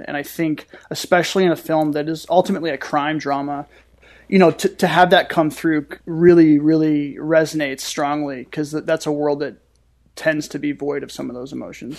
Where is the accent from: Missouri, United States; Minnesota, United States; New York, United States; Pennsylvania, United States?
Missouri, United States; St. Louis; my hometown